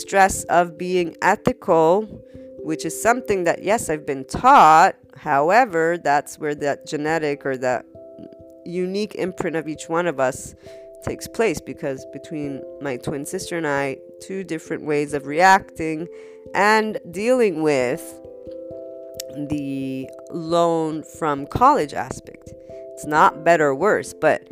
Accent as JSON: {"language": "English", "country": "United States", "said": "as an American, I've got plenty of loans for my colleges"}